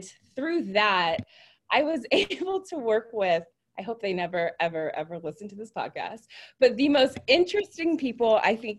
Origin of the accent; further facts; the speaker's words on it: California, United States; I am from Nathan's favorite state, California